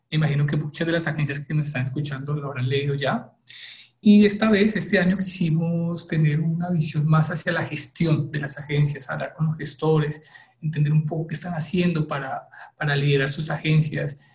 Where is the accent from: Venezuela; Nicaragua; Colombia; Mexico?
Colombia; soy colombiano, trabajo en RD hace unos dos años